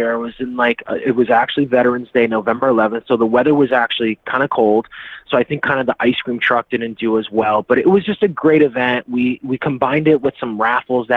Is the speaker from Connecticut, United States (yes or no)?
yes; Bridgeport, Connecticut, United States; now in Beacon Falls, United States; I grew up in Bridgeport, born and raised